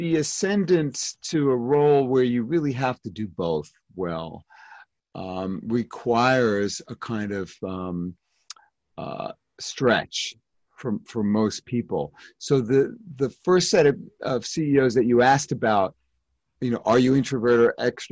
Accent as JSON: {"language": "English", "town": "New York City", "region": "New York", "country": "United States", "said": "I'm from Brooklyn"}